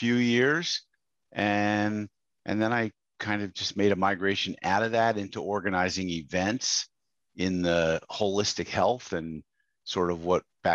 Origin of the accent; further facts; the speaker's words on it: Westchester County, New York, United States; I grew up in Westchester County, New York, which is an affluent suburb of New York City.